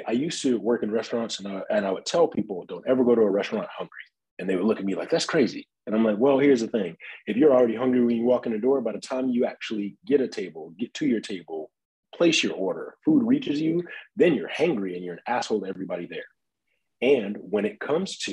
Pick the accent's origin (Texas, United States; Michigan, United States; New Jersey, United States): Michigan, United States; Detroit; I grew up in Detroit